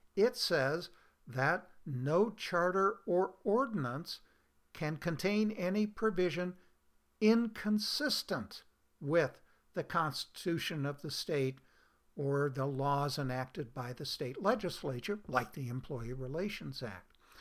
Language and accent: English; Oregon, United States; my home state of Oregon